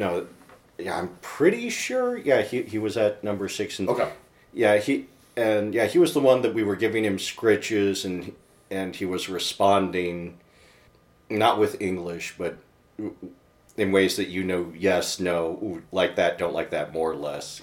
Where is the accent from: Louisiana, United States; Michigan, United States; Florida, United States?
Michigan, United States; Livonia; born or raised there